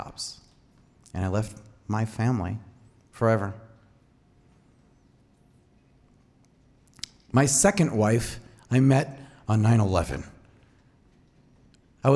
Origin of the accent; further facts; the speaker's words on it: Boise, Idaho, United States; moved away as an adult; now in Seattle, United States; I was born in Boise at St. Luke's, 1977, May 3rd